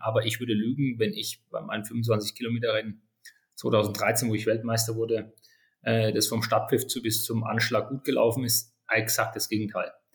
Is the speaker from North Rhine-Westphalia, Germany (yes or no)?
no; Würzburg, Bavaria, Germany; 42 Jahre alt, geboren in Würzburg.